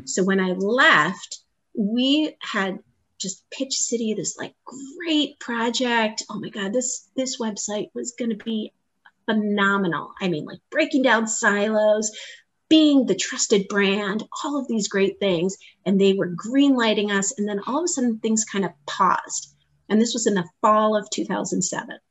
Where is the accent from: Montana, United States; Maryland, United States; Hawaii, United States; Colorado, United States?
Hawaii, United States; also born or lived in Boston, Massachusetts; now in Naperville, United States; I was born and raised in Hawaii.